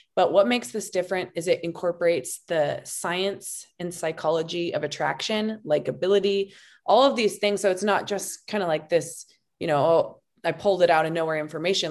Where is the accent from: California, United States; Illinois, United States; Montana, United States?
Montana, United States; now in Boyd, United States; I'm originally from Montana